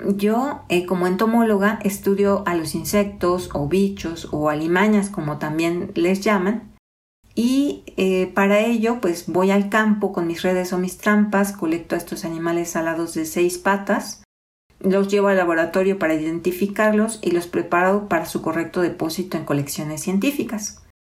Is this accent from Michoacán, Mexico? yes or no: no; Soconusco, Chiapas, Mexico; moved away as an adult; also born or lived in Mexico City; now in Morelia, Mexico; nací y crecí en el Soconusco, una región de la calurosa costa chiapaneca en México